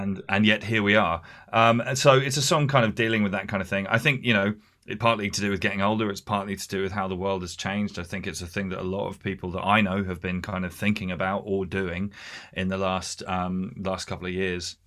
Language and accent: English; Hampshire, South East England, United Kingdom; moved away as an adult; also born or lived in London; now in Essex, United Kingdom; I was raised in Hampshire